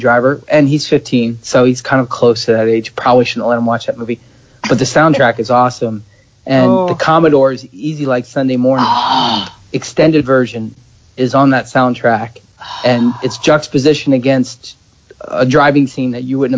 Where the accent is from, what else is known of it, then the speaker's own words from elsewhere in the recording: outside of Philadelphia, Pennsylvania, United States; I grew up outside of Philadelphia.